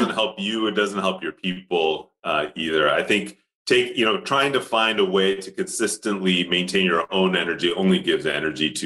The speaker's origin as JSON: {"language": "English", "town": "Pittsburgh", "region": "Pennsylvania", "country": "United States", "tie": "born or raised there", "first_language": "Tamil", "second_language": "English", "moved": "as an adult", "lives_now": "Switzerland", "said": "My parents started a temple in Pittsburgh. And so we were very closely tied to the Indian community there. I learned Tamil before I learned English from my grandmother."}